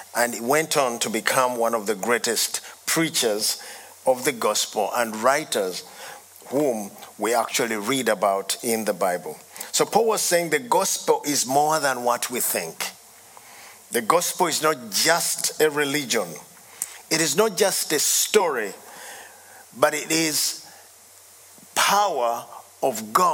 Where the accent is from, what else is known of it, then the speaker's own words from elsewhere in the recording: Uganda; I come from Uganda